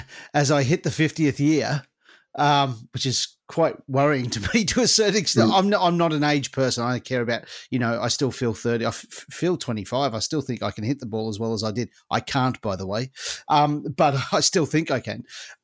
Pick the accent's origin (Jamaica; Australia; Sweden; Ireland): Australia; now in England; I came from Australia to England.